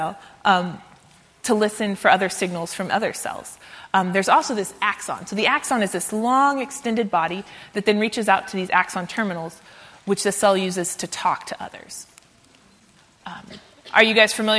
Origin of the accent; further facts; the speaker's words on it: Central Texas, United States; moved away; I'm from Texas. I went to high school in Central Texas